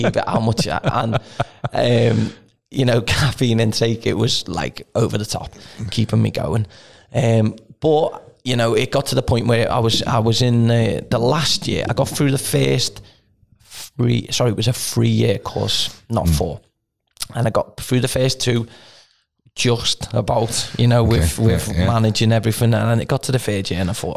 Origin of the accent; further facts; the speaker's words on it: the Wirral, North West England, United Kingdom; So am I.